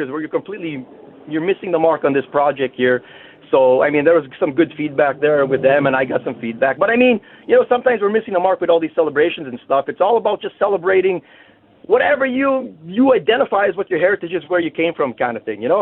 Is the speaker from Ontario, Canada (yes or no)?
no; Winnipeg, Manitoba, Canada; I was born in Misericordia Hospital.